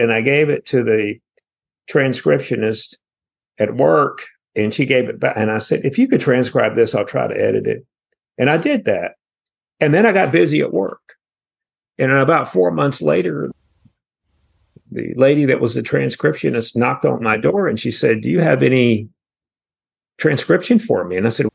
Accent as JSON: {"language": "English", "region": "rural North Carolina", "country": "United States", "tie": "born or raised there", "said": "I was born in North Carolina. I was born in rural North Carolina"}